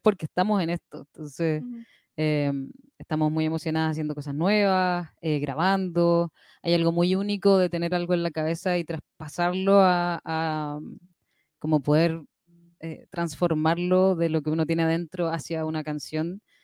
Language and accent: Spanish; Chile; de Chile